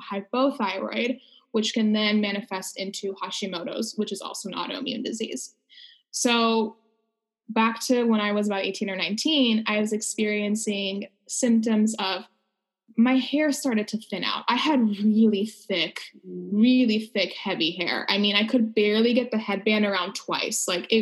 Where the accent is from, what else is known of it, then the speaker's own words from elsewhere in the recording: Los Angeles, California, United States; I am from Los Angeles